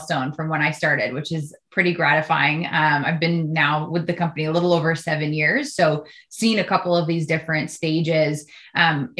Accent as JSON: {"language": "English", "country": "United States", "said": "as an American"}